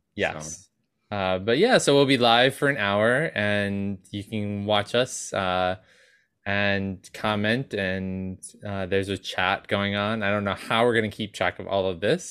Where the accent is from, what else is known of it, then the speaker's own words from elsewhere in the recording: New York, United States; We're from New York, so we're used to eating out